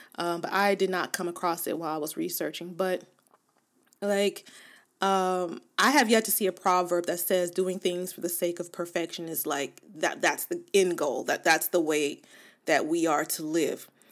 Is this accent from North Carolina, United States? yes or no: no; Los Angeles, California, United States; I was born and raised in Los Angeles or in, in Southern California